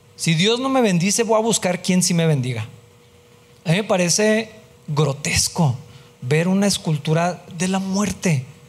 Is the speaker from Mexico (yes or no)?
yes; Mexico; De ser mexicano, pues sí soy, así voy a morir mexicano